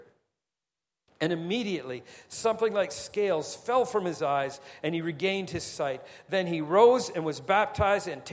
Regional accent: Singapore; we're Singaporean.

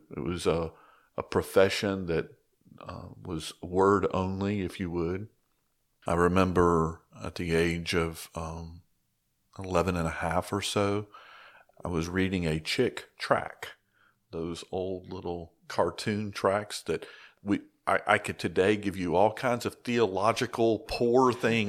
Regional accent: Chattanooga, Tennessee, United States; So I grew up in Northwest Georgia, Chattanooga, Tennessee area.

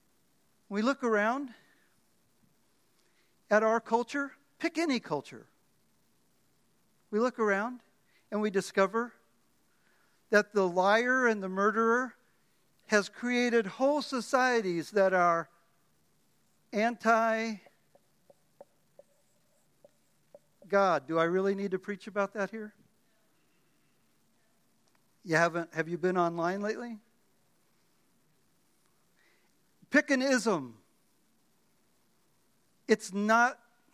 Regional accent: Miami, Florida, United States; also born or lived in The Bronx, New York; I was born in the Bronx, grew up in Miami

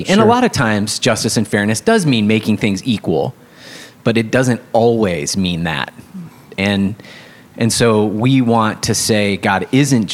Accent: West Michigan, United States; moved away; I grew up in Christian Reformed West Michigan

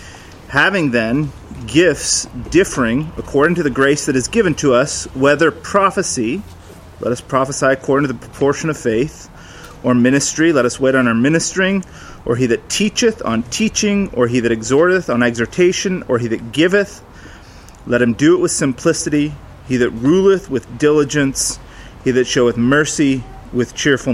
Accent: the Northwest, Pacific Northwest, United States; moved away; we grew up in the Northwest

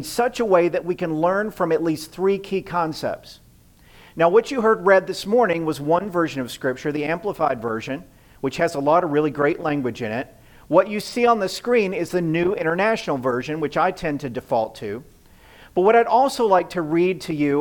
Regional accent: the South, United States; now in Midwest, United States; I grew up in the South where people-pleasing is an art form

